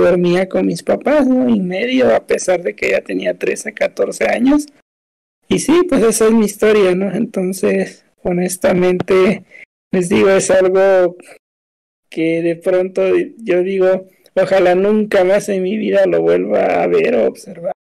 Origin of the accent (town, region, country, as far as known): Oaxaca, Mexico; born or raised there